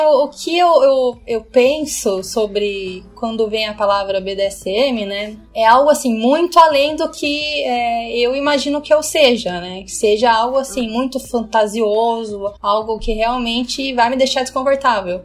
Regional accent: Curitiba, Paraná, Brazil; moved away as an adult; also born or lived in India / Italy / Netherlands; now in São Paulo, Brazil; Sou de Curitiba, naturalmente, mas agora estou em São Paulo

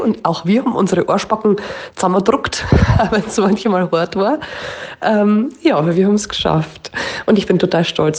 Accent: Upper Palatinate, Bavaria, Germany; accent: Oberpfälzer; also ich habe unseren Dialekt schon immer gemickt und ich war schon immer stolz auf den Dialekt

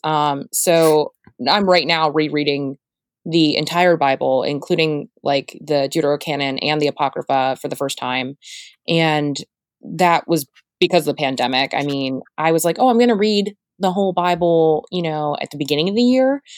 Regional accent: Florida, United States; I'm from Florida

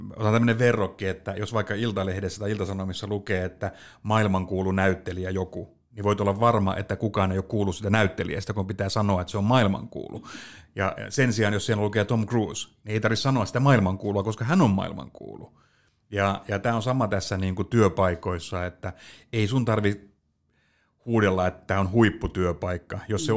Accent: Pöytyä, Southwest Finland, Finland; mähän on siis maalta kotoisin Pöytyältä

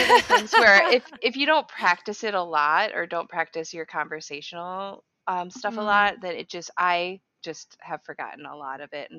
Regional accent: East Troy, Wisconsin, United States; also born or lived in Okinawa, Japan / Arizona / North Carolina; So I grew up, or I spent majority of my time in southeastern Wisconsin, in East Troy, Wisconsin. My dad was in the Air Force and he met my mom in Okinawa, Japan. So I was actually born in Okinawa and then they moved around

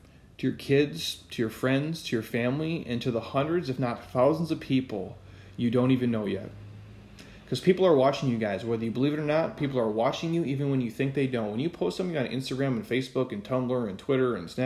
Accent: Midwest, United States; we grew up in the Midwest

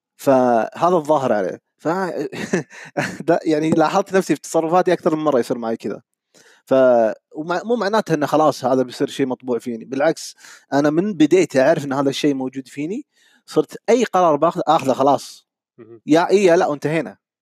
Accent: Saudi Arabia; moved away as an adult; now in Kuwait; من السعوديه انا حاليا عايش بالكويت

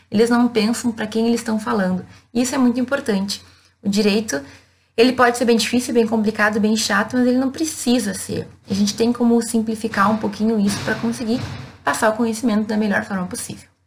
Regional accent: Rio Grande do Sul, Brazil; E vejam, eu venho de uma cidade do interior do Rio Grande do Sul.

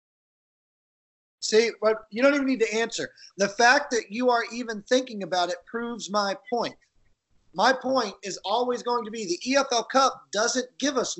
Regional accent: United States; We're American, so obviously we don't practice other languages

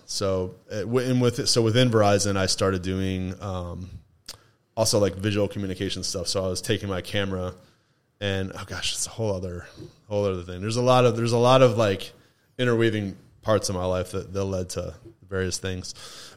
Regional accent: Toledo, Ohio, United States; moved away as an adult; also born or lived in Mankato, Minnesota / Nashville, Tennessee; now in Asheville, United States; I was born and raised in Toledo until I was 28

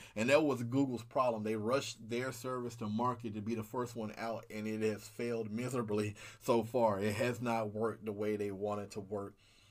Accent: Memphis, Tennessee, United States; I'm originally from Memphis, originally.

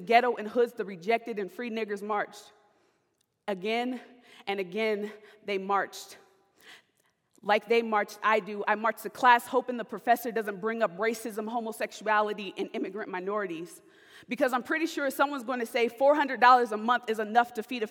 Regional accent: California, United States; moved away as an adult; now in Sioux Center, United States; I'm from California.

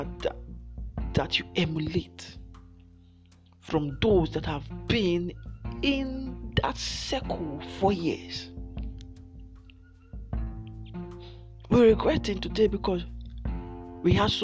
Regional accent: Nigeria; I'm from Nigeria.

